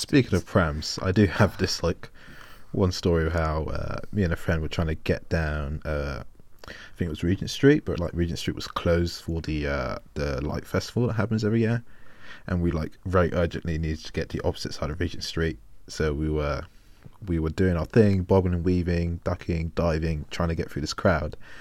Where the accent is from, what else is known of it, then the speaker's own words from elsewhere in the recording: London, United Kingdom; as a Londoner